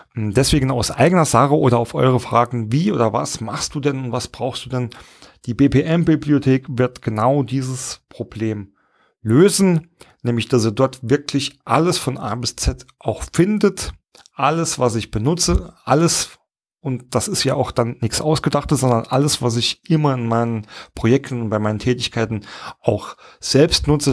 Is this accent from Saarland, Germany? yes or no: yes; Saarland, Germany; accent: Saarland; mein saarländischen Akzent